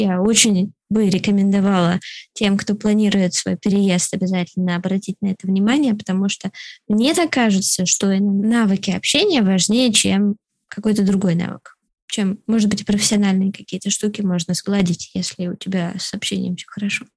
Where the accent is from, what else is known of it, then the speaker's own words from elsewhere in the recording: Moscow, Russia; moved away as an adult; now in Canada; я из Москвы